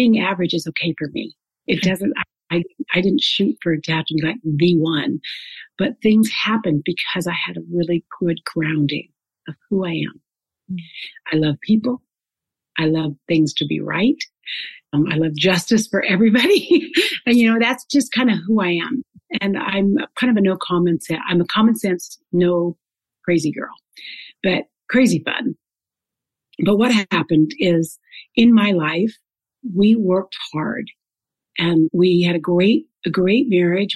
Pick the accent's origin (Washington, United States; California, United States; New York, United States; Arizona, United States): Washington, United States; Shelton; now in Coeur d'Alene, United States; that's where I was actually born, in a little bit smaller town, but then that's where I was raised. Mm-hmm. And it's called Shelton, Washington